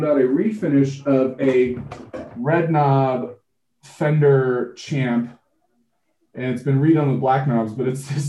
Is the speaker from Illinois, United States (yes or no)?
yes; Barrington, Illinois, United States; I grew up in Barrington, Illinois, and was sort of on this larger piece of property that was my grandparents' farm.